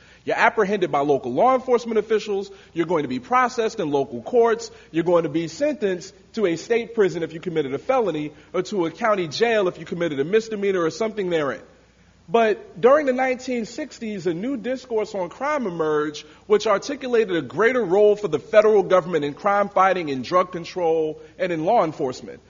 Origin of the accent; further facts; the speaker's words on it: New York, United States; my home state, New York